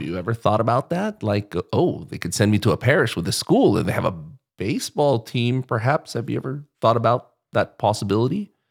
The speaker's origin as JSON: {"language": "English", "country": "Philippines", "said": "I have a Spanish last name, but I'm, I'm Filipino"}